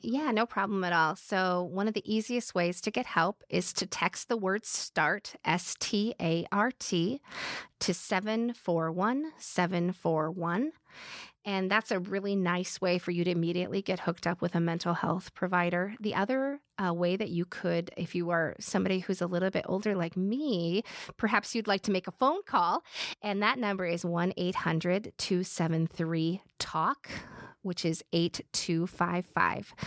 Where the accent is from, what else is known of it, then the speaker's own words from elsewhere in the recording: Midwest, United States; we're from the Midwest